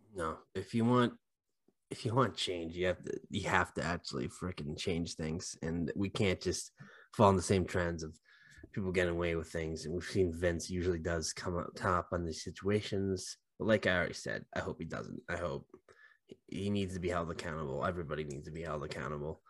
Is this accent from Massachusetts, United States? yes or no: yes; Haverhill, Massachusetts, United States; we're obviously both from Mass, and John Cena's from West Newbury, and not just from Mass, like, Uh, we're both from Haverhill